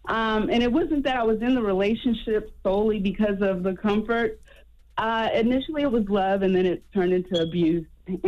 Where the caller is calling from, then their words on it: Beaufort, South Carolina, United States; Well, first of all, I'm calling from Beaufort, South Carolina.